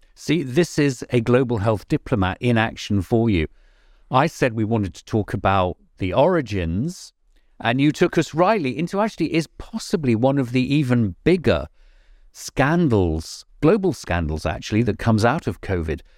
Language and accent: English; England, United Kingdom; not being so English